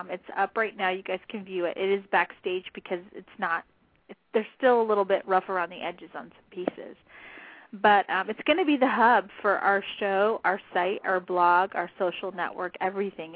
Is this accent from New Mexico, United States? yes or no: yes; southern New Mexico, United States; I'm from New Mexico